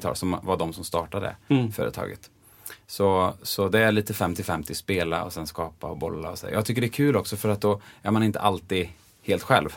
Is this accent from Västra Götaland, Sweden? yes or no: yes; Bengtsfors, Västra Götaland, Sweden; moved away as an adult; also born or lived in Los Angeles, United States / Gothenburg, Sweden; jag är ju från Dalsland Just det. Eh, och från Bengtsfors och där säger vi ju ofta E blir ju som Ä